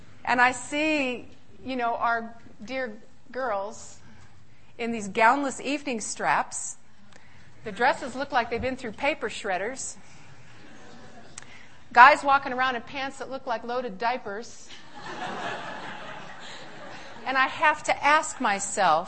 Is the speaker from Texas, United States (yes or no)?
no; Riverside, California, United States; moved away as an adult; also born or lived in San Francisco, California; now in Michigan, United States; I was born in California, San Francisco, raised in Riverside